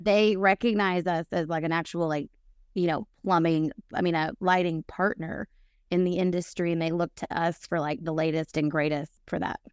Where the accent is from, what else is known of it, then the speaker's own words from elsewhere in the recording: Nashville, Tennessee, United States; moved away as an adult; also born or lived in Atlanta; I am from Nashville